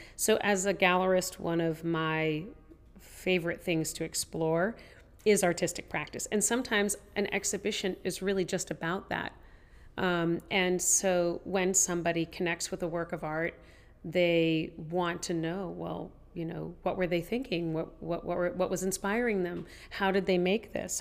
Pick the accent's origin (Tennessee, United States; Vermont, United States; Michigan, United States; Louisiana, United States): Tennessee, United States; I grew up in Tennessee